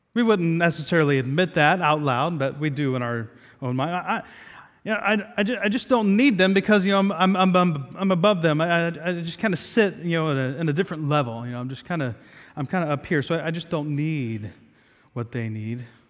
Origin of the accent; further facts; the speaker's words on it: Southeast Ohio, United States; moved away; I grew up in Southeast Ohio